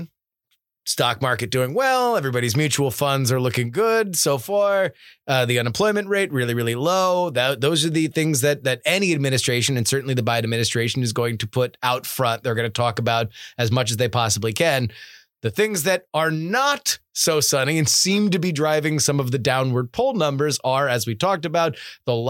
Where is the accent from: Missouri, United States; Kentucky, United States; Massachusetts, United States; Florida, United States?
Florida, United States; South; Growing up in South Florida